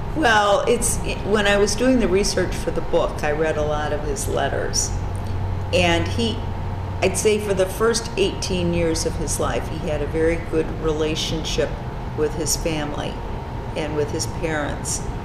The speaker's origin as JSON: {"language": "English", "town": "Chicago", "region": "Illinois", "country": "United States", "tie": "born or raised there", "also_born_or_lived": "River Forest, Illinois / Switzerland", "said": "I grew up in the Chicago area"}